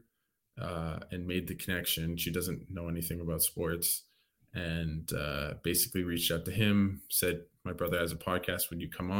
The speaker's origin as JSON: {"language": "English", "country": "Canada", "tie": "born or raised there", "said": "when I came back to Canada when I was 6"}